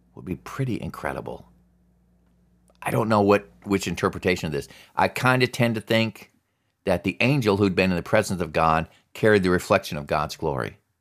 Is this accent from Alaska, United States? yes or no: yes; Alaska, United States; I grew up in Alaska